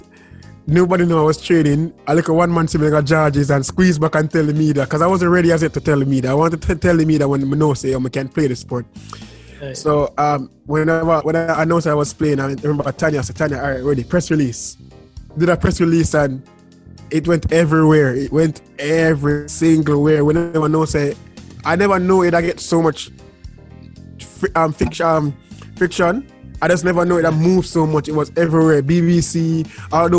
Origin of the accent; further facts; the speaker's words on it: Jamaica; I'm from Jamaica